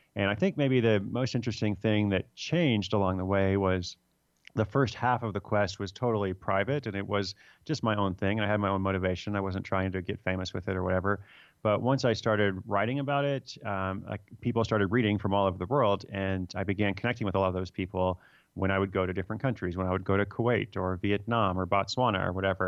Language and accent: English; United States; also born or lived in Sierra Leone; I'm American